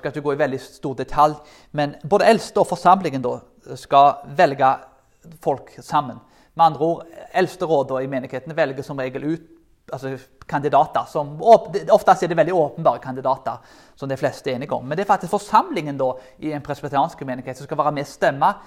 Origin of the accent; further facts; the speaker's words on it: Karmøy, Rogaland, Norway; Jeg kommer jo fra Karmøyene